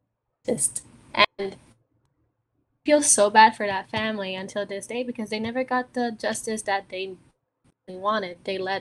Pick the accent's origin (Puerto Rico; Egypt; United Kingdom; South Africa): Puerto Rico; We're from Puerto Rico, right?